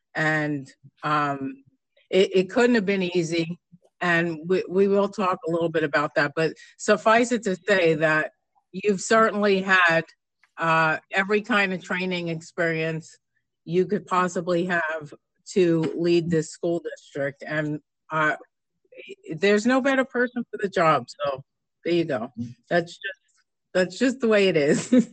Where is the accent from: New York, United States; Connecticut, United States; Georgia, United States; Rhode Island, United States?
New York, United States; moved away; growing up in New York, uh, unfortunately for a young kid, my district was the last district to, to close